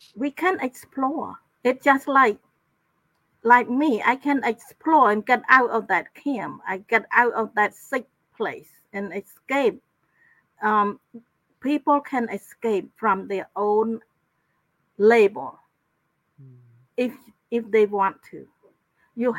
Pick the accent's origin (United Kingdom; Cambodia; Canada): Cambodia; moved away as an adult; also born or lived in Thailand; now in United States; my my hometown is is in the province that adjacent to Thai border.